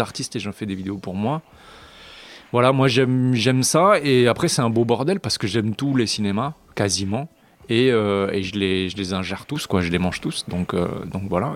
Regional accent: France; je suis français sur un label étranger

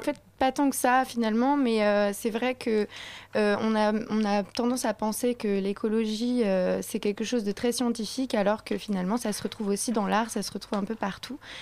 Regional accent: Paris, Île-de-France, France; nous, on est parisienne.

